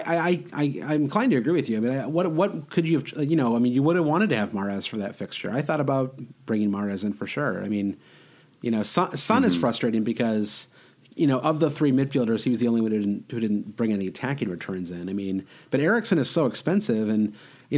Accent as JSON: {"language": "English", "region": "Prague", "country": "Czechia", "said": "I'm from Prague"}